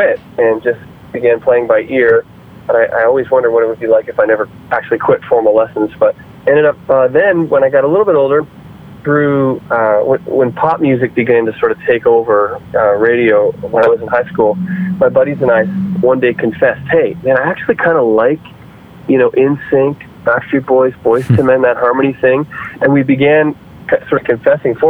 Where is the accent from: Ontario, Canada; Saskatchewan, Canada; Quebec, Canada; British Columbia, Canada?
Ontario, Canada; Windsor; I grew up in Windsor, Ontario, Canada, which is a border city to Detroit, Michigan